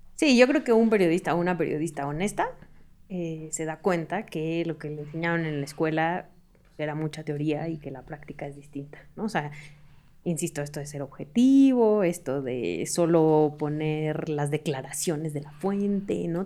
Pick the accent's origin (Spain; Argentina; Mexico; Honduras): Mexico; Hermosillo, Sonora; now in Mexico City, Mexico; Yo soy de Hermosillo